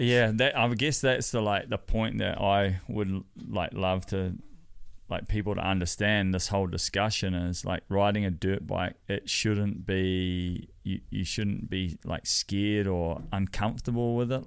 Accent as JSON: {"language": "English", "country": "New Zealand", "said": "I'm as Kiwi as it gets"}